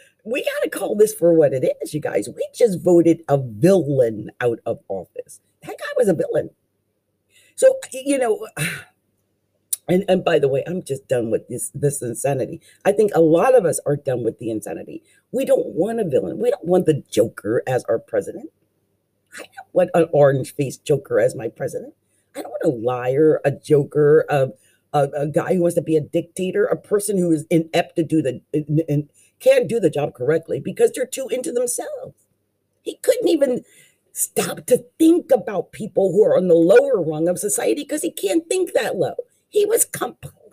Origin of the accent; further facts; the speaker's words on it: Delaware Valley, New Jersey, United States; I'm from the Delaware Valley. I was raised in New Jersey